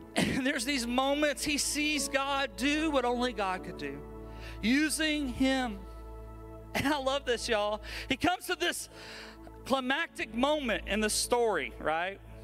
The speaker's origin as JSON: {"language": "English", "region": "Alabama", "country": "United States", "said": "I'm from Alabama"}